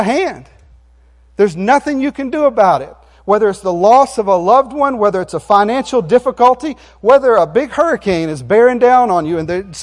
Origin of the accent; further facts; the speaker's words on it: Jackson County, Florida, United States; now in Virginia Beach, United States; we were born and raised in Jackson County, and the farm is still in Jackson County